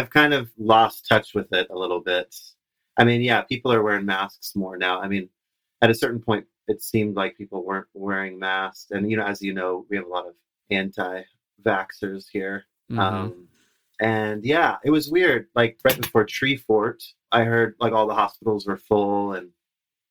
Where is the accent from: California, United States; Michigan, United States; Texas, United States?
California, United States; Mendocino County, Northern; moved away as an adult; also born or lived in Portland, Oregon / Manchester, California; now in Boise, United States; I grew up in Northern California, Mendocino